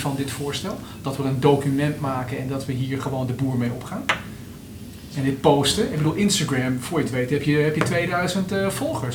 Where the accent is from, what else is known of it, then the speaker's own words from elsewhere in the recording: Netherlands; we wel als Nederlanders